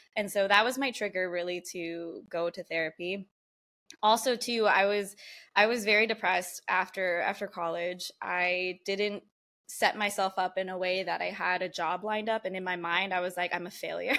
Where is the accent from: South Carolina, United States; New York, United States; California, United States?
California, United States; San Diego; I grew up here in San Diego, born and raised